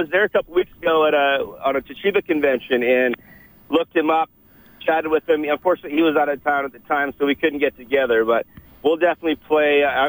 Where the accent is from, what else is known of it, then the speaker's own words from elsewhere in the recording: Edmonton, Alberta, Canada; Growing up in Edmonton in the late 70s and 80s was just amazing.